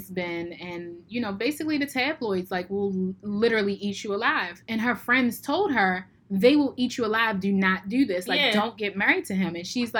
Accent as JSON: {"language": "English", "country": "United States", "said": "I'm American."}